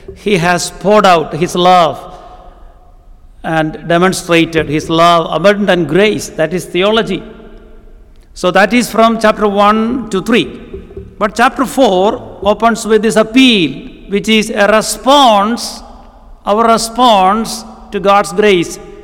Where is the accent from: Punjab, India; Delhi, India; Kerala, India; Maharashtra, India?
Kerala, India; first language Malayalam; English is a second language; moved away; I come from the southern part of India, a place called Kerala.